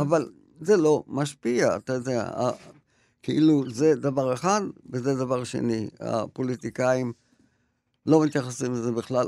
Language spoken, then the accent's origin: Hebrew; Tel Aviv, Tel Aviv District, Israel; ונעשינו מעמד בינוני, תל אביבי כזה